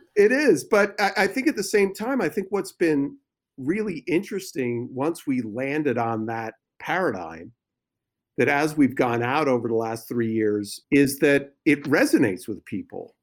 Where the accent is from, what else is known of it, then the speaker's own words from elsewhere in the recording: New Jersey, United States; moved away as an adult; also born or lived in New York; now in California, United States; I was born in New York and, and grew up in New Jersey, so, and obviously we've been out here in California now for about fifteen years.